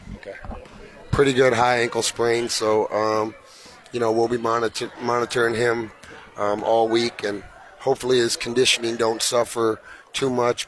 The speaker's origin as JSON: {"language": "English", "region": "Iowa", "country": "United States", "said": "I'm from Iowa"}